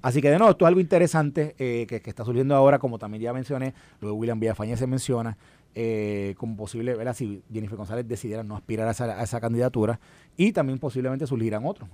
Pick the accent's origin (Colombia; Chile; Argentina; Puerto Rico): Puerto Rico; Y yo le dije, "Puerto Rico"